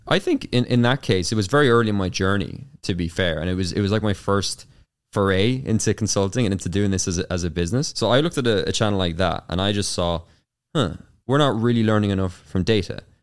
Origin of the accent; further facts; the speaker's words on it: Carlow, Leinster, Ireland; accent: Irish; growing up in Ireland. So I'm Irish, of course, as you can tell from the, the accent